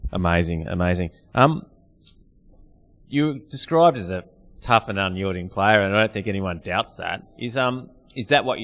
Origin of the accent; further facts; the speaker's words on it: Hamilton, Victoria, Australia; I've, I've felt the same. I came from Hamilton